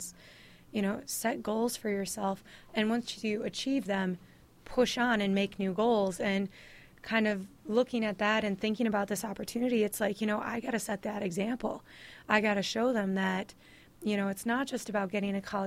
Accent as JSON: {"language": "English", "town": "La Crosse", "region": "Wisconsin", "country": "United States", "moved": "yes", "said": "we're originally from La Crosse, Wisconsin"}